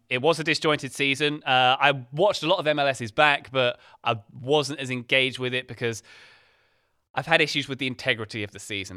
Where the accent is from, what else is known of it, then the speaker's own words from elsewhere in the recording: England, United Kingdom; as an English person